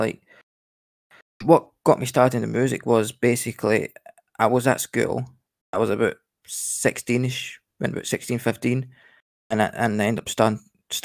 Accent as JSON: {"language": "English", "town": "Glasgow", "region": "Scotland", "country": "United Kingdom", "said": "I'm a Scottish Glasgow rapper."}